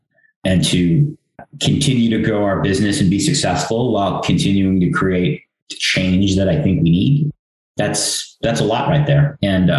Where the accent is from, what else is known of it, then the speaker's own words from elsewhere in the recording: United States; And I do consider myself, I mean, I'm an American. People ask me what I'm like. I'm an Indian American.